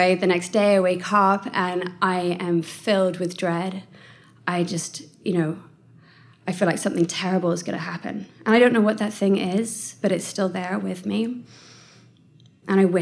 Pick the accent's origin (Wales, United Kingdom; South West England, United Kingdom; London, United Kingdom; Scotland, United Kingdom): South West England, United Kingdom; Bath; I grew up in Bath. I don't know if anyone knows Bath in the West Country